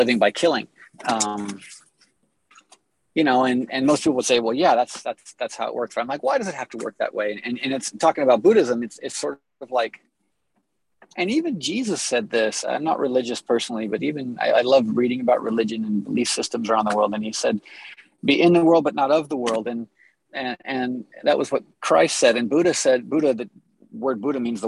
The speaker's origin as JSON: {"language": "English", "town": "Los Angeles", "region": "California", "country": "United States", "tie": "born or raised there", "said": "I was born and raised in Los Angeles"}